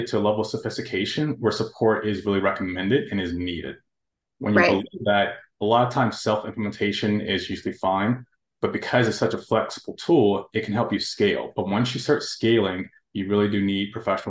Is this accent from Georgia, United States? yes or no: yes; Atlanta, Georgia, United States; I was born here in Atlanta, raised, educated